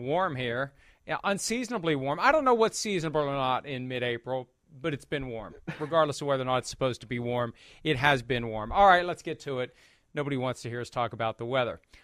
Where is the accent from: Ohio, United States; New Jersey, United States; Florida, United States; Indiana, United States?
Ohio, United States; Bellaire; moved away; also born or lived in West Virginia; I was born in Ohio